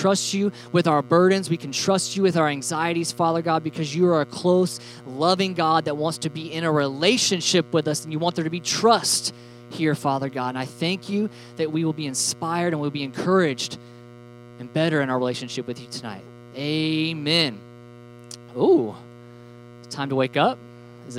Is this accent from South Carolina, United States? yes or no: no; Alabama, United States; we're from Alabama, so we call everything Cokes